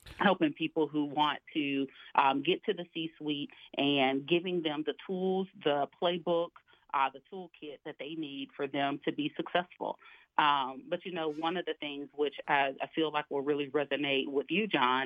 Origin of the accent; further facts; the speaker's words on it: Alabama, United States; I grew up in Alabama, single parent household